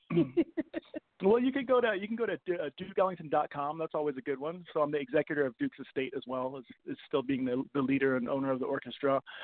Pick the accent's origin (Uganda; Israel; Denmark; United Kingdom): Denmark; Copenhagen, Capital Region of Denmark; moved away; also born or lived in New York / Vancouver; I grew up in Copenhagen, moved to moved to New York